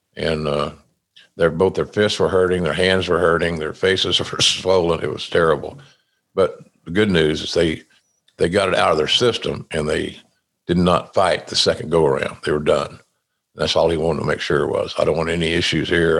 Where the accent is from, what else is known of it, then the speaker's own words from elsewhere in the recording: Oklahoma, United States; now in Jacksonville Beach, United States; my home state of Oklahoma